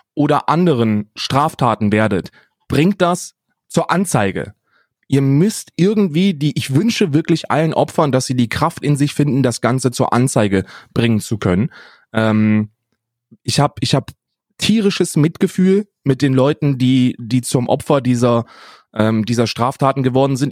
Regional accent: Germany; ich bin, ich bin Deutscher

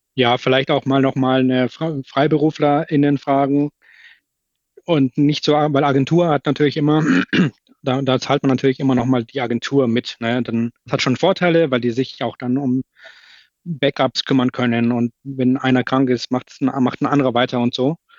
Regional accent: Hamburg, Germany; Bei uns in Hamburg äh, sagt man Tschüss

